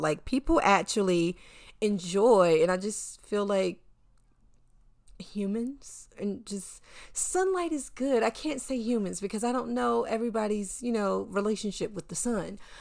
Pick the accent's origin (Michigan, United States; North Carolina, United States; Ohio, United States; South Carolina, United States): North Carolina, United States; now in New York City, United States; I am a Southerner. I grew up in North Carolina